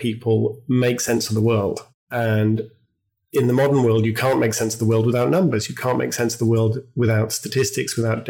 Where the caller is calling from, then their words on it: Oxford, South East England, United Kingdom; It is a lovely summer afternoon in Oxford in the UK.